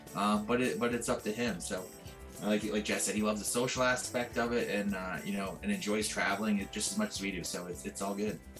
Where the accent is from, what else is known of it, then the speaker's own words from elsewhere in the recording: Southern Ontario, Canada; I'm from Southern Ontario